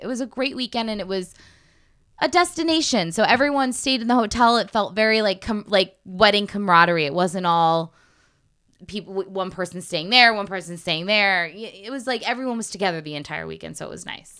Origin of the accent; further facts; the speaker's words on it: Connecticut, United States; moved away; I'm from Connecticut, right outside of New York